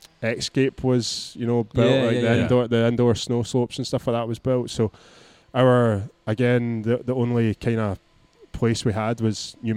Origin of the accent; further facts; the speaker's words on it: Ayrshire, Scotland, United Kingdom; I've literally grown up like less than a mile from the beach, but it's not a beach you can surf